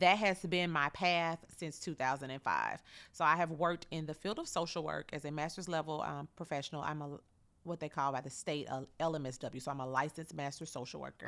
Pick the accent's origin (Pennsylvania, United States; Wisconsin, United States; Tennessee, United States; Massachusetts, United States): Tennessee, United States; Chattanooga; born and raised here in Chattanooga